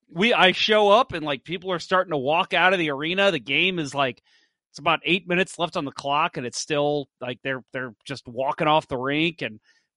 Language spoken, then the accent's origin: English; St. Charles, Missouri, United States; also born or lived in South County, St. Louis; now in St. Louis County, United States; I'm from St. Charles.